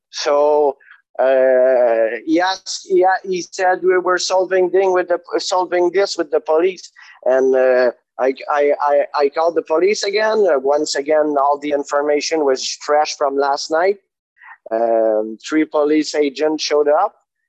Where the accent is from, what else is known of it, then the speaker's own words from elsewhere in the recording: Canada; we're very polite and diplomatic as Canadian, you know, but we're fairly aggressive.